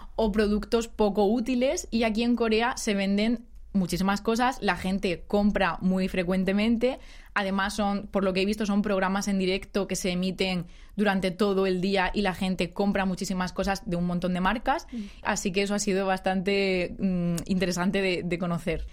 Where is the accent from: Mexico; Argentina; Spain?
Spain; moved away as an adult; now in South Korea; la oficina todos somos españoles